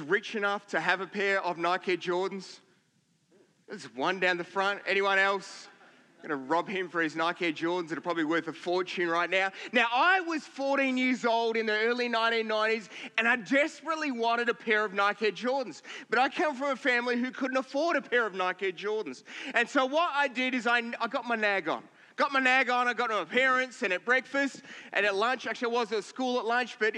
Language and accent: English; Victoria, Australia; now in Queensland, Australia; we grew up in Victoria